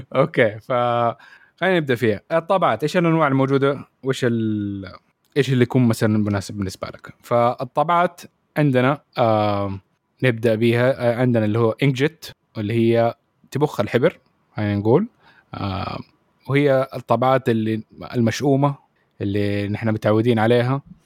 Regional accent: Saudi Arabia; عندنا في السعوديه

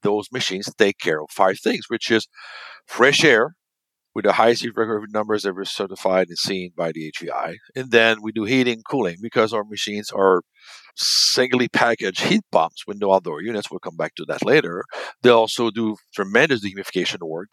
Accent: Canada; we're from Canada

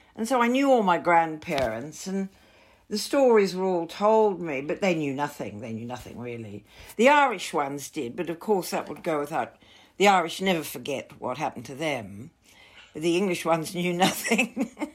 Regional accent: Melbourne, Victoria, Australia; born or raised there

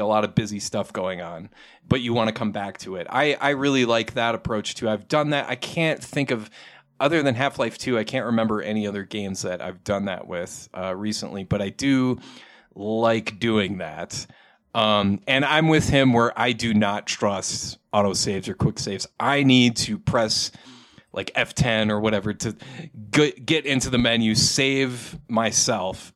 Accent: Saint Paul, Minnesota, United States; now in Albuquerque, United States; I'm actually from Saint Paul area, Minnesota

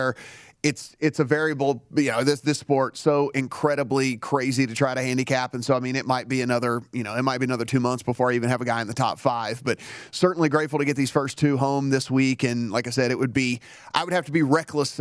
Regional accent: Louisiana, United States; moved away; my home state of Louisiana

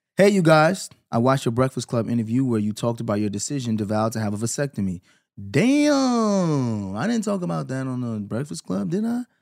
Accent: New York, United States; Growing up in New York

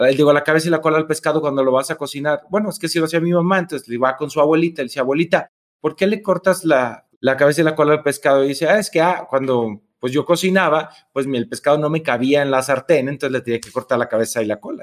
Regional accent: Tepatitlán, Jalisco, Mexico; now in Mexico City, Mexico; yo soy de Tepatitlán, Jalisco, que mm, es una ciudad pequeña

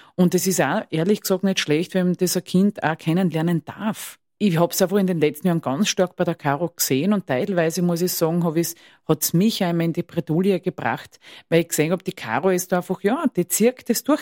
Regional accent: Styria, Austria; Ich komme aus der Steiermark.

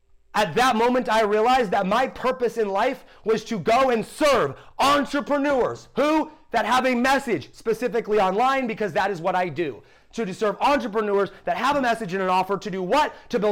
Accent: Ohio, United States; dude, I'm from Ohio. I grew up in a great school. I grew up with great parents.

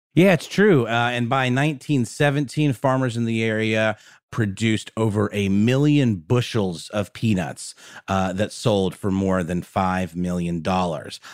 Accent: Augusta, Georgia, United States; in my hometown in Augusta, Georgia

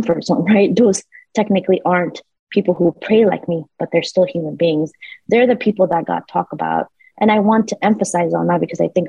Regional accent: New York City, New York, United States; We were immigrants here in the United States. Growing up in New York City, I didn't have a mother

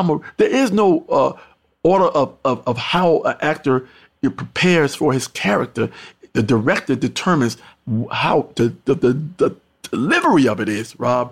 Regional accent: Mount Vernon, New York, United States; also born or lived in North Carolina; my hometown, also Mount Vernon, New York.

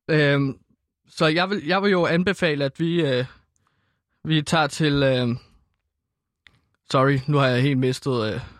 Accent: Denmark; Det er svensk, og jeg er dansker.

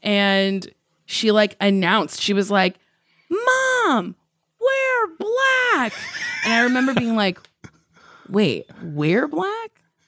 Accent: Lincroft, New Jersey, United States; Lincroft, New Jersey.

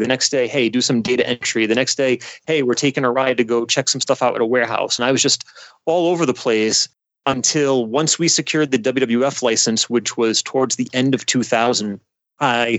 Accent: Johnston, Rhode Island, United States; I grew up in Johnston

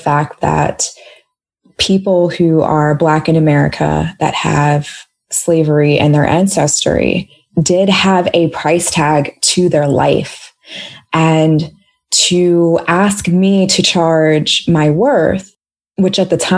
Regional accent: Washington, District of Columbia, United States; being from DC, we say it here all the time too

